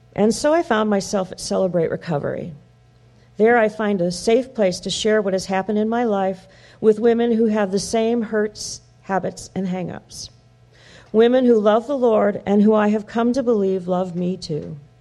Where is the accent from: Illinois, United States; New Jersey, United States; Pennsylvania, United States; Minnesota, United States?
Illinois, United States; Wheeling; When I was born in Wheeling, Illinois, my mother was 17 and my father 18